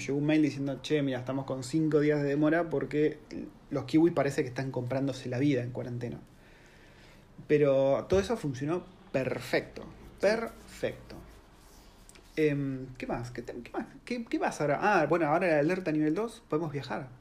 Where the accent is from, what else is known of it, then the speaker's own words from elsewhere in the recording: Argentina; now in New Zealand; yo como argentino